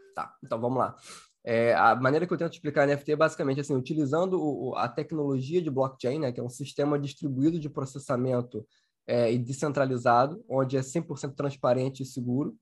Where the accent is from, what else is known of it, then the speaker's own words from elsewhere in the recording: Rio de Janeiro, Brazil; Sou carioca